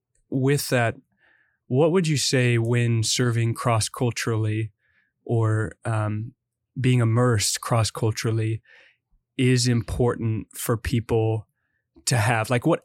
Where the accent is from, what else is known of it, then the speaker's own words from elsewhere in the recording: Midwest, United States; I grew up in the Midwest